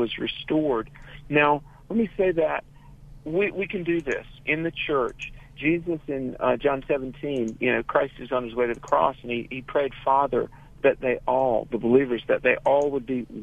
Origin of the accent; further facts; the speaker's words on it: North Carolina, United States; North Carolina, my home state